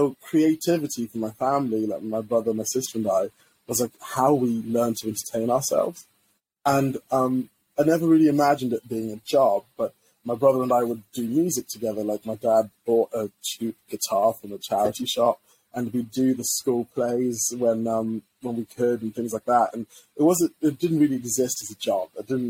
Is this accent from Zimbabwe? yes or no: yes; Zimbabwe; born there; moved away; I was born in Zimbabwe, right? And first-gen immigrant. And we came to this country